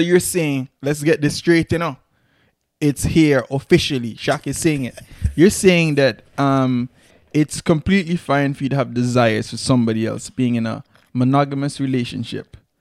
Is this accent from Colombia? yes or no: no; Antigua & Barbuda